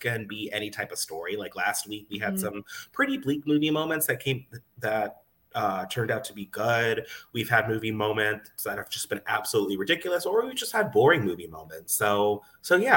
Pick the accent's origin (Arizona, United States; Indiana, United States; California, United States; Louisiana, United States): Arizona, United States; also born or lived in Los Angeles; now in Washington, D.C., United States; I'm from Arizona